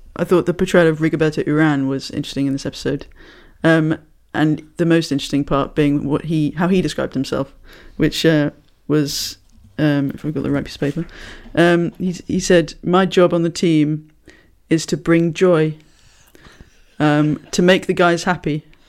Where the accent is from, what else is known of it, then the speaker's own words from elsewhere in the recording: United Kingdom; I'm British.